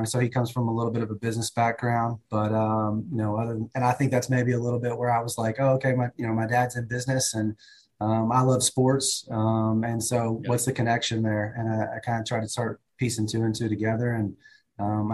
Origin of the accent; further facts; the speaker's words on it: Kentucky, United States; Growing up in Kentucky, was born and raised here